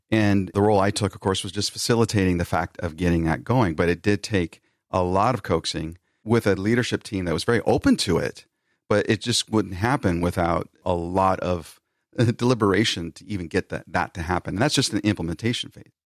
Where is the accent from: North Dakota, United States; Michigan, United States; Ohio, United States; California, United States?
California, United States; Bay Area near San Francisco; I'm from the Bay Area near San Francisco